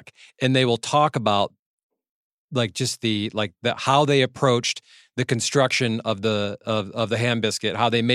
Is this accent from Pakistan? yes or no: no; Michigan, United States; now in California, United States; my home state of Michigan